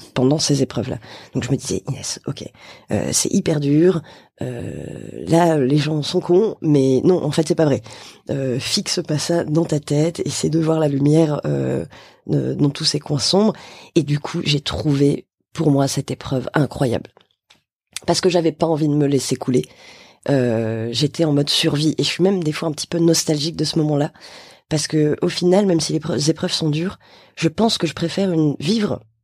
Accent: Bordeaux, Nouvelle-Aquitaine, France; moved away as an adult; now in Paris, France; je viens de Bordeaux, je suis à Paris depuis maintenant 4 ans

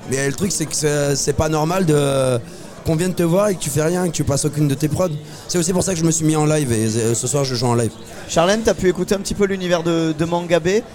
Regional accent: Toulouse, Occitania, France; moved away as an adult; je viens de Toulouse, j'habite plus à Toulouse depuis à peu près cinq six ans

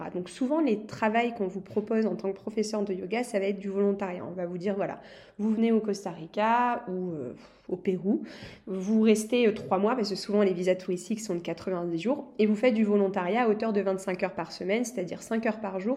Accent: France; je suis française, j'adore mon pays

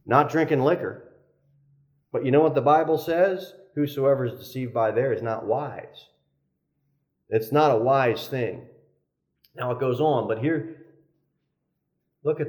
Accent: New Jersey, United States; I'm from New Jersey

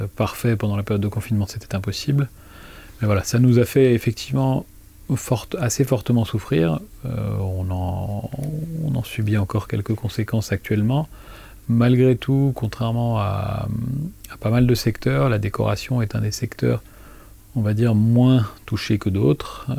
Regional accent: Thann, Grand Est, France; moved away as an adult; also born or lived in Lille / Nice / United States / Sweden; j'ai passé mon enfance à Tannes, donc je suis un enfant de Tannes

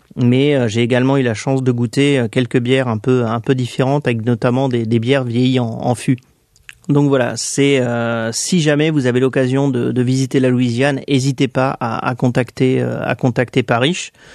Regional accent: France; je viens de France

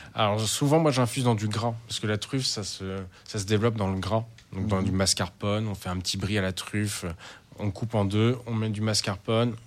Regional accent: Charente-Maritime, Nouvelle-Aquitaine, France; moved away; je viens de Charente-Maritime

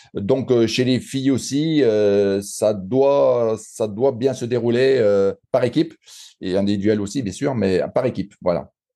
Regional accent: Saint-Étienne, Auvergne-Rhône-Alpes, France; accent: Stéphanois; par mon accent, on, voit que je suis un pur Stéphanois

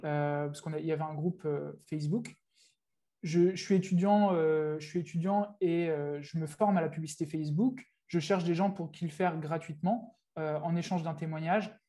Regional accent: France; moved away as an adult; also born or lived in England; now in Thailand; je vis en Thaïlande aujourd'hui. j'ai vécu 4 ans en Angleterre avant, donc ça fait un petit moment que j'ai quitté, j'ai quitté la France.

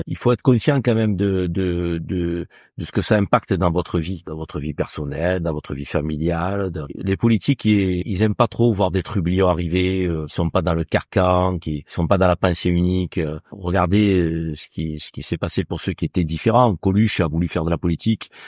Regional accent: Avignon, Provence-Alpes-Côte d'Azur, France; accent: southern; moved away as an adult; also born or lived in Marseille; now in Paris, France; je suis issu du Sud. Donc, euh, moi, je suis né à Avignon.

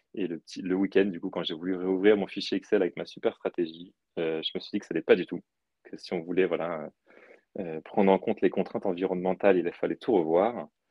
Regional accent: Brittany, France; je suis breton d'origine

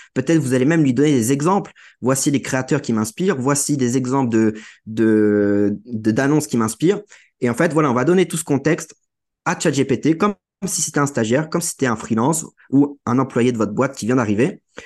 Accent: Guingamp, Brittany, France; je viens de, de la Bretagne, d'un petit village euh, de 7500 habitants qui s'appelle Guingamp

